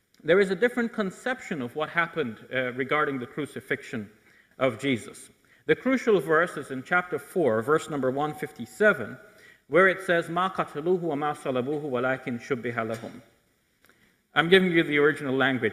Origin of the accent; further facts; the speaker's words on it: Canada; I'm a Muslim, but I'm a Canadian, how Canadian I am